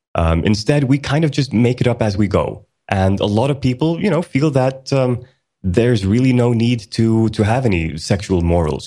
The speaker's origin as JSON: {"language": "English", "country": "Sweden", "tie": "born or raised there", "also_born_or_lived": "Iceland", "said": "I was born in Iceland back in 1980, and uh, the entire family moved to Sweden in 1984. So I've been in Sweden for most of my life"}